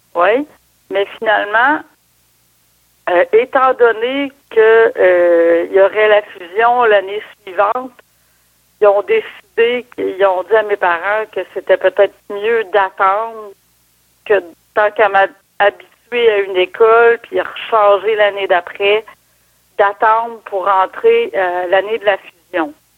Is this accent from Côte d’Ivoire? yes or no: no; Port-Cartier, Quebec, Canada; je suis née euh, à Port-Cartier, sur la côte nord